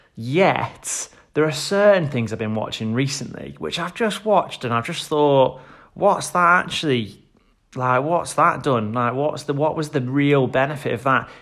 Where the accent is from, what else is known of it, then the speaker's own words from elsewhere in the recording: Stoke-on-Trent, West Midlands, United Kingdom; my hometown in Stoke-on-Trent